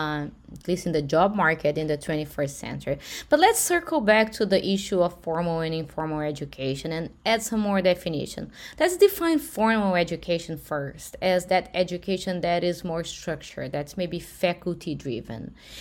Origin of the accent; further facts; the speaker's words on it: Brazil; now in United States; I am from Brazil